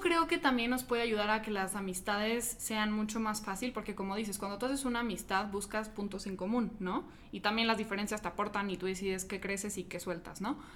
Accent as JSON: {"language": "Spanish", "region": "Mexico City", "country": "Mexico", "said": "yo soy de Ciudad de México, creo que faltó, faltó decir, ahorita estoy visitando Guadalajara"}